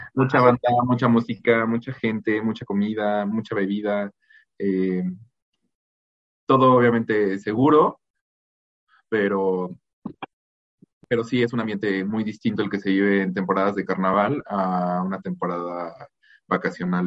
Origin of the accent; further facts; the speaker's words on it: Mazatlán, Sinaloa, Mexico; mi tierra, el de Mazatlán